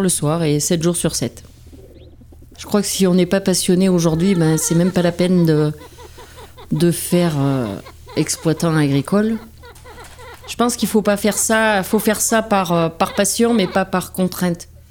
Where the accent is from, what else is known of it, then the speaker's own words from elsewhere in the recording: La Chavade, Puy-de-Dôme, Auvergne-Rhône-Alpes, France; je suis née à La Chavade, commune du Val-Belay, dans le Puy-de-Dôme